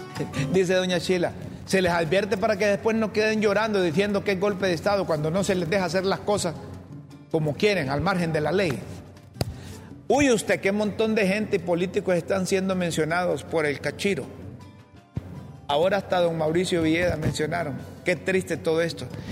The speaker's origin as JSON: {"language": "Spanish", "country": "Honduras", "said": "como periodista y como hondureño"}